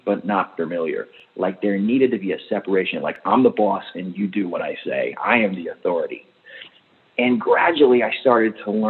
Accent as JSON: {"language": "English", "town": "Albany", "region": "New York", "country": "United States", "tie": "born or raised there", "said": "I grew up in Albany, New York, across the street from the New York State Training"}